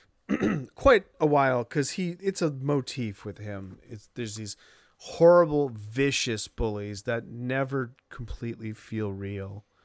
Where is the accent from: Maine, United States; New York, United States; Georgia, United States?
Maine, United States; Sanford; moved away; my hometown, Sanford in particular, had a mill that closed down